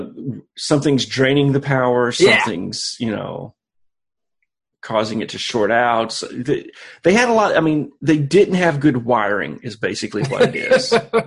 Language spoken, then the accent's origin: English; Boston, Massachusetts, United States; Oh yeah, I am from South Side of Boston.